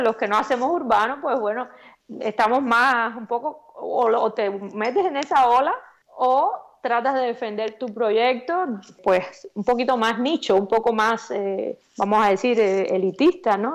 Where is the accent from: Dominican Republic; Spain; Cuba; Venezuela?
Cuba; accent: Cuban; moved away; muy orgullosa de de donde quiera que me paro, pues decir que soy cubana